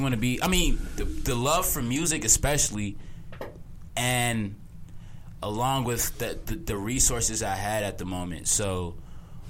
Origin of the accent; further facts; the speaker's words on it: Chicago, Illinois, United States; we're all from Chicago.